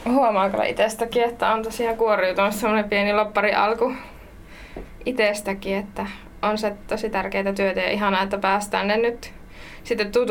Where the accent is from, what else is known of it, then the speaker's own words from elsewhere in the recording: Savonia, Finland; se on tausta on, että tulen tosiaan Savosta, pieneltä lypsykarjatilalta